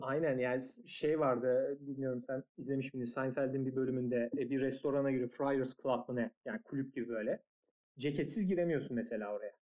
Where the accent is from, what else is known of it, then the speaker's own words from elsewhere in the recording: Eskişehir, Turkey; 8 yaşında Eskişehir'de bola başladım